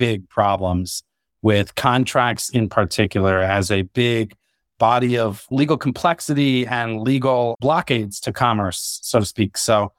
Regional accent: Arizona, United States; now in Colorado, United States; co-founder, CEO of TermScout. My background is I grew up in Arizona, love the outdoors, live in Colorado now

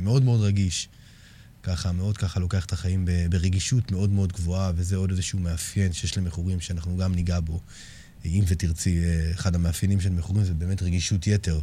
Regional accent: Herzliya, Tel Aviv District, Israel; גדלתי בשכונה מאוד בעייתית בהרצליה

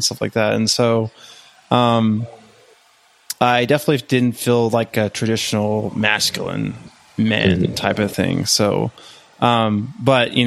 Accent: West Texas, United States; I grew up in West Texas

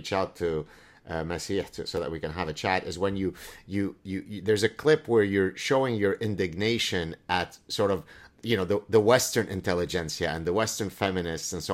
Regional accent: Lebanon; first language Arabic; English is a second language; moved away; I grew up in Lebanon, the fact that Arabic is my mother tongue

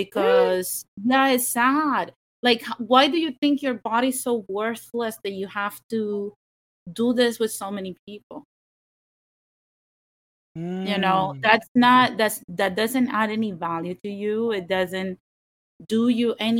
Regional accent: Caguas, Puerto Rico; I'm from Caguas, I'm from the mountains.

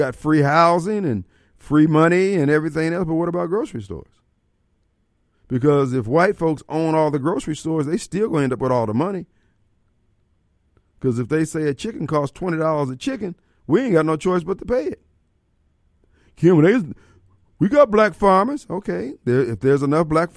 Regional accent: Illinois, United States; they're from Illinois also

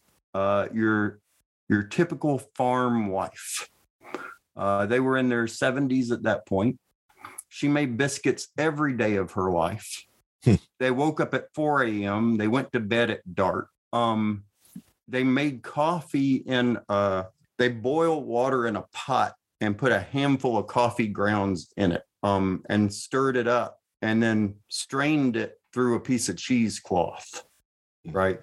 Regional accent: Marshall County, North Mississippi, United States; I grew up in Marshall County, half a mile from the Tate County line.

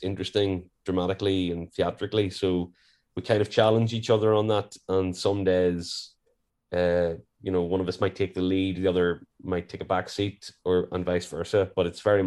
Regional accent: Warrenpoint, Northern Ireland, United Kingdom; I'm from Warren Point.

